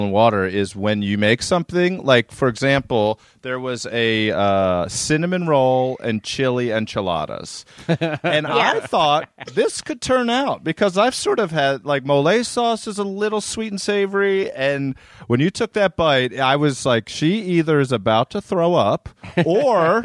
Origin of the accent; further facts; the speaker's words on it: Maryland, United States; I grew up in Maryland